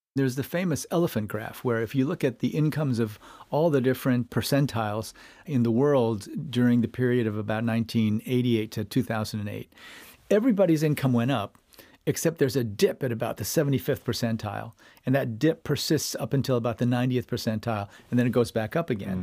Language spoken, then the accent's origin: English; Iowa, United States; moved away; I grew up in Iowa